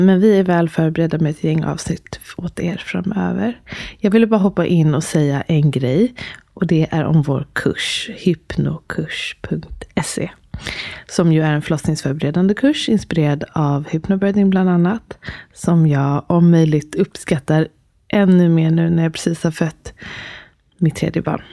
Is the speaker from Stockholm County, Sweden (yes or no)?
yes; Stockholm, Stockholm County, Sweden; man är från Stockholm